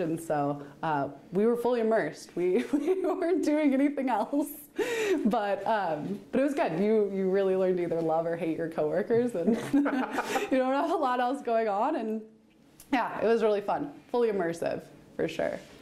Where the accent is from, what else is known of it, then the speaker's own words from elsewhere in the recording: Central Florida, United States; also born or lived in California / Utah; now in Oregon, United States; I grew up in Central Florida on a cattle ranch